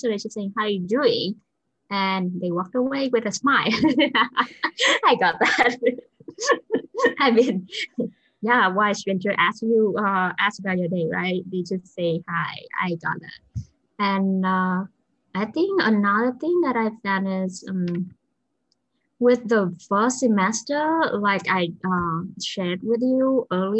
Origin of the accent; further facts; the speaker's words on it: Vietnam; English is a second language; moved away as an adult; so I'm from Vietnam